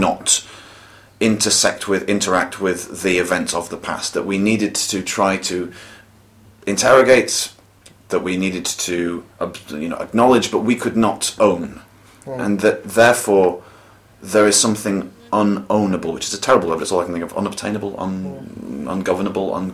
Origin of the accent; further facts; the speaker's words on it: United Kingdom; I shall claim myself as a Brit at the moment, for as long as Britain still, you know, exists